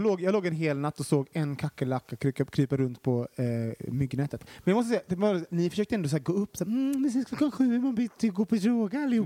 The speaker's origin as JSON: {"language": "Swedish", "town": "Gothenburg", "region": "Västra Götaland", "country": "Sweden", "said": "Det lät mer göteborgskt och det mm. kommer jag ifrån"}